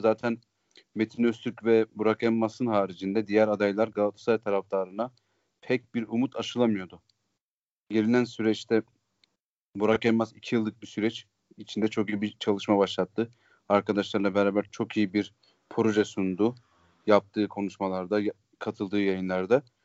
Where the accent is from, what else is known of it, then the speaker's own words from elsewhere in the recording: Iğdır, Turkey; now in Istanbul, Turkey; memleketim Iğdır aynı zamanda.